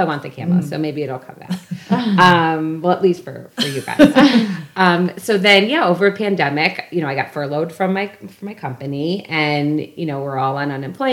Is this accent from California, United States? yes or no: no; Pennsylvania, United States; moved away; it's from like a hometown chocolate company that, you know, I'm from Pennsylvania and it's in my hometown.